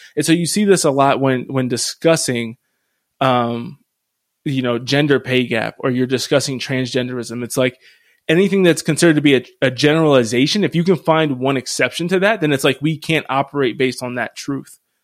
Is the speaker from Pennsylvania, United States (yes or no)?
yes; Harrisville, Pennsylvania, United States; moved away; where I grew up in Harrisville, Pennsylvania, the diocese is dying